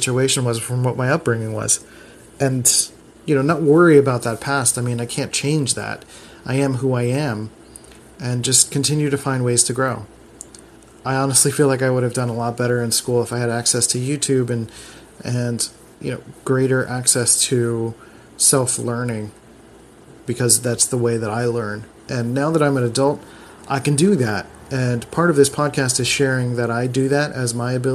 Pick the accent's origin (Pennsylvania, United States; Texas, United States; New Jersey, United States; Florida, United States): Pennsylvania, United States; Philadelphia; I was raised in the Philadelphia school system, which was not the best when I was growing up